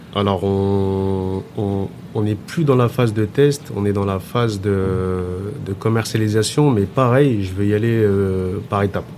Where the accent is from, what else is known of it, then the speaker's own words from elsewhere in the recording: France; je suis né en France j'ai grandi en France